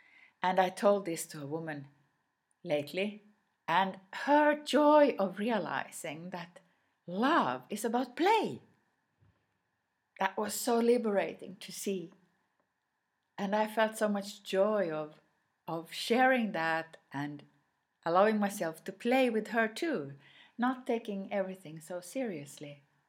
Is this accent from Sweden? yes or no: yes; Sweden; first language Swedish; English is a second language; My mother tongue is Swedish.